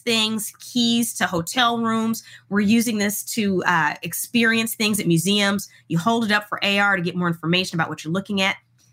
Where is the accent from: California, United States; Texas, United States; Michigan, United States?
Texas, United States; Houston; I grew up in Houston, Texas